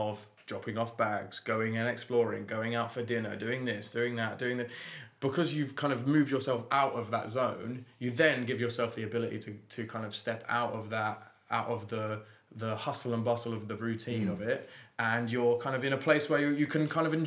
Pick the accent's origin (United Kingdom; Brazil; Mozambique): United Kingdom; London; I'm from London